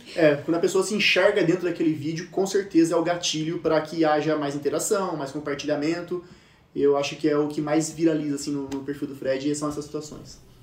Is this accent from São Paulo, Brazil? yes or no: yes; Campinas, São Paulo, Brazil; nós somos de Campinas aqui